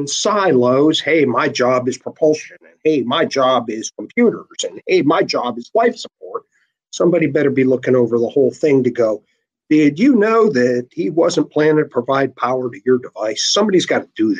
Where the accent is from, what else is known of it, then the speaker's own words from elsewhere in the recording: Louisville, Ohio, United States; I grew up in Louisville, Ohio. That's a suburb of Canton, Ohio